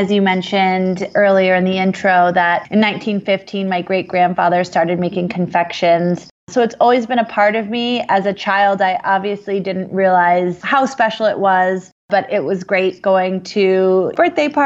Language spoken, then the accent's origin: English; Vermont, United States; also born or lived in New Jersey; we moved from New Jersey to Vermont in 91, I was 6 years old